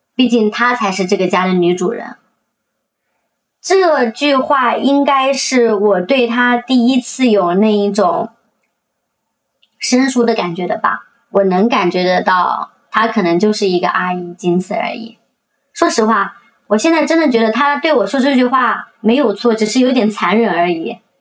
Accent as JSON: {"language": "Chinese", "region": "Jiangxi", "country": "China", "moved": "yes", "lives_now": "Shenzhen, China", "said": "我今年二十九岁了，我来自江西，然后现在生活在深圳"}